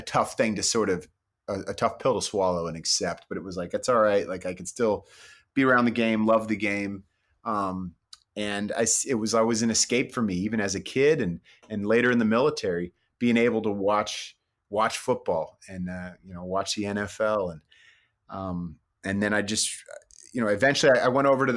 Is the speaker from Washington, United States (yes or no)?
no; Bay Area, California, United States; I grew up in the Bay Area